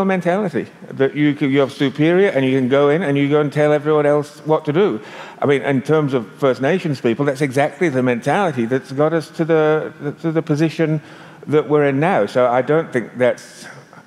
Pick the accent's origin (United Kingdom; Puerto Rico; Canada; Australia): Australia; I'm Australian